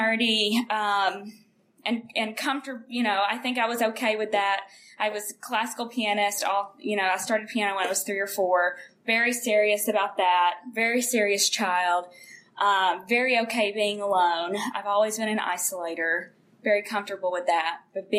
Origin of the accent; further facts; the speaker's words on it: Kentucky, United States; moved away; I am from Kentucky, a really small town in Kentucky, population of about 5,000 in the county